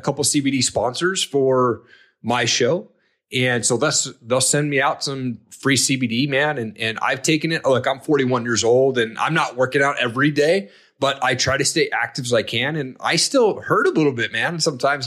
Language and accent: English; Eastern Washington, United States; I grew up in Eastern Washington.